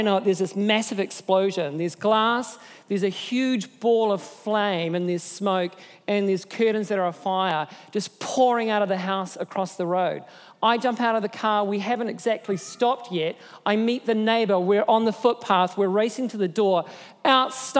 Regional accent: Nelson, New Zealand; moved away; I'm from Nelson, and that's my hometown

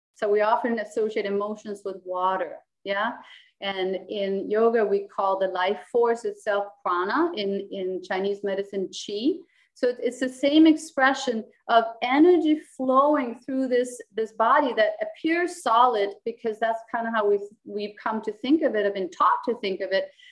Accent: Copenhagen, Capital Region of Denmark, Denmark; first language Danish; English is a second language; also born or lived in United States; I was born and raised in Copenhagen

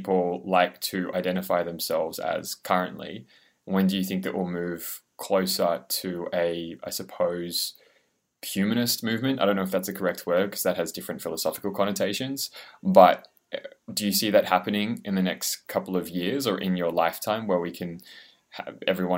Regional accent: Australia; as an Australian

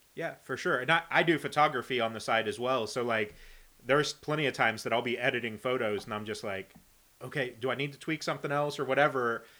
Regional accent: Indiana, United States; I'm from Indiana

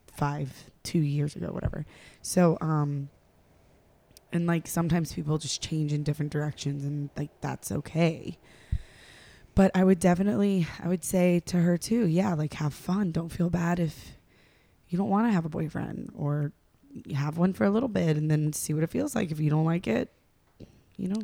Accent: North Carolina, United States; I'm from North Carolina

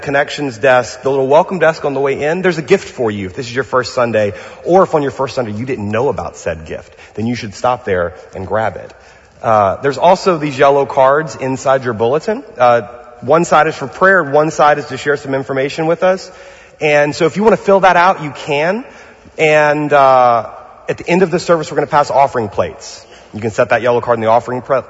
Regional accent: Louisiana, United States; now in Pasadena, United States; I'm from Louisiana

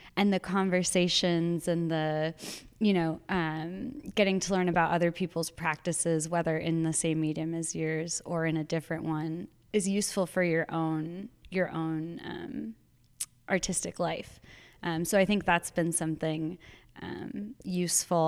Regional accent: Arizona, United States; moved away; I'm from Arizona originally, and I I'm back in Arizona as of a year and a half ago

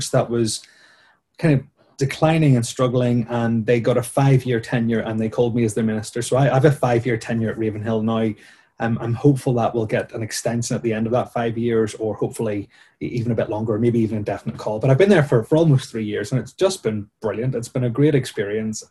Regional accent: Bangor, Northern Ireland, United Kingdom; I grew up in Ballycrocken as a teenager and as a child in the congregation

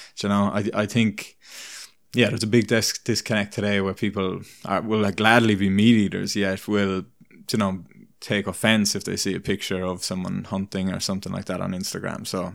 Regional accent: Ireland; moved away as an adult; now in British Columbia, Canada; where I grew up in Ireland, I, I grew up in a, you're either kind of in a town or in, more in the country, and I grew up in a town

